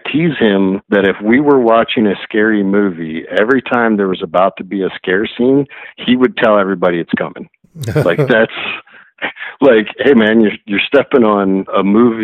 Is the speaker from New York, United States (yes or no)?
no; Arkansas, United States; I grew up in Arkansas